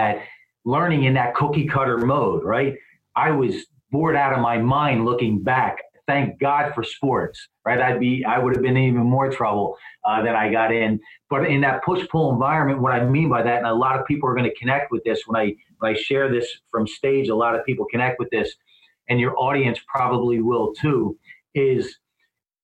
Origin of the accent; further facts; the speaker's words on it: East Coast, United States; also born or lived in Philadelphia; now in Southern California, United States; I'm from the East Coast. I live in SoCal, but I'm from the East Coast